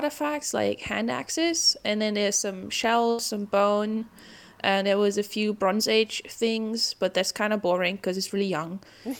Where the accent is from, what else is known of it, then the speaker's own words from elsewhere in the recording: Plauen, Saxony, Germany; English is a second language; moved away as an adult; also born or lived in Wollongong, Australia; now in Perth, Australia; So I am from Eastern Germany, from Saxony, a small town called Plauen. And yeah, I studied geography at uni, and then I decided to move to Australia for a PhD.